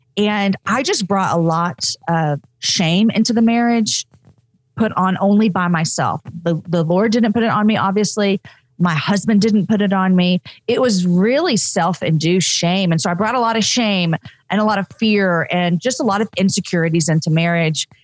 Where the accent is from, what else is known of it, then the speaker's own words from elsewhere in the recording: Texas, United States; also born or lived in Austin, Texas; I'm a Texan